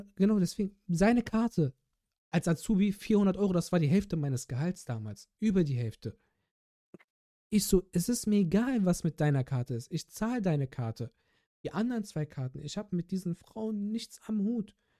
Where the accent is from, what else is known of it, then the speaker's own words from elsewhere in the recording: Bergisch Gladbach, North Rhine-Westphalia, Germany; moved away; meine alte Heimatstadt Bergisch Gladbach